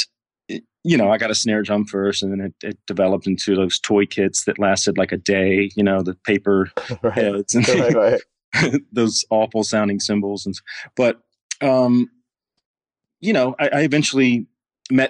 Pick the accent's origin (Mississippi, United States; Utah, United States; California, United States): Mississippi, United States; Clinton; moved away as an adult; also born or lived in Texas; I grew up in Mississippi, in a small town outside of Jackson. Clinton was the name of the city.